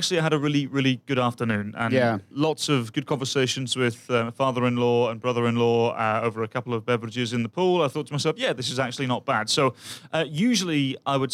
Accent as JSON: {"language": "English", "region": "England", "country": "United Kingdom", "moved": "yes", "lives_now": "Minnesota, United States", "said": "I'm from England"}